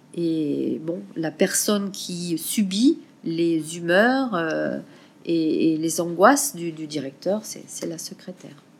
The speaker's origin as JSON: {"language": "French", "country": "France", "also_born_or_lived": "Burkina Faso", "moved": "as an adult", "lives_now": "Ouagadougou, Burkina Faso", "said": "je suis française et je vis au Burkina depuis 2000"}